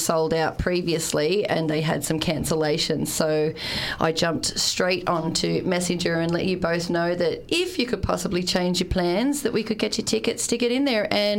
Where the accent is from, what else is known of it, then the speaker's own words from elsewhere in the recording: Newcastle, New South Wales, Australia; moved away as an adult; now in Portlaoise, Ireland; I'm actually from Newcastle.